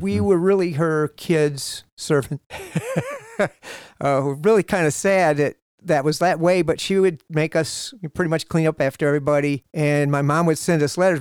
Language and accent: English; Toledo, Ohio, United States; I was born in Toledo, Ohio